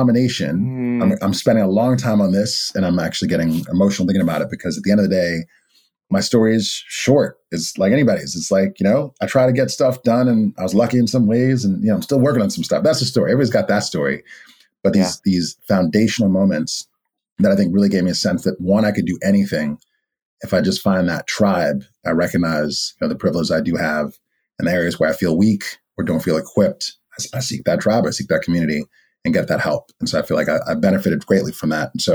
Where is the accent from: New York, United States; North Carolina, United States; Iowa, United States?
New York, United States; New York City; I'm born and raised in Brooklyn